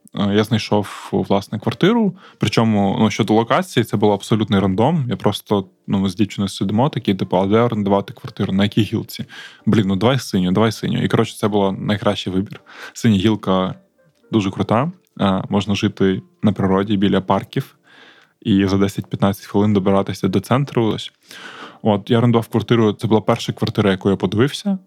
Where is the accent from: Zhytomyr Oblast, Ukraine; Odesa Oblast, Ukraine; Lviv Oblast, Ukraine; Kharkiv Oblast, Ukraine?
Odesa Oblast, Ukraine; Odesa; moved away as an adult; now in Kyiv, Ukraine; Для мене, е, мабуть, є важливим казати, що я з Одеси